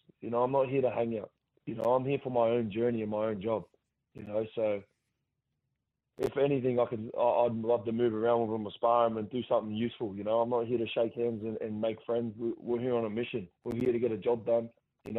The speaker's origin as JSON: {"language": "English", "town": "Gosford", "region": "New South Wales", "country": "Australia", "tie": "born or raised there", "said": "my hometown"}